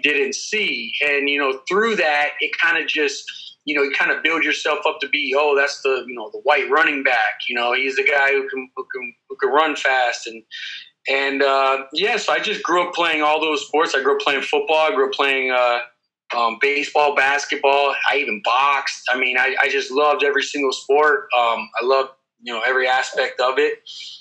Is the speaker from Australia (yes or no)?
no; Clearwater, Florida, United States; I grew up here in Central Florida, Clearwater, Dunedin area